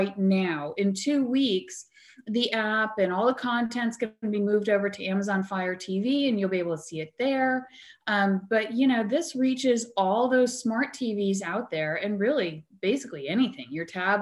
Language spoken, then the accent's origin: English; New Jersey, United States; I grew up in New Jersey